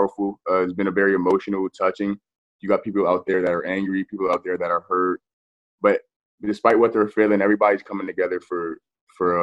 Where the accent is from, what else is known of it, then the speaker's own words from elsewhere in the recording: Silver Spring, Maryland, United States; I'm from Silver Spring, Maryland, which is in the DMV area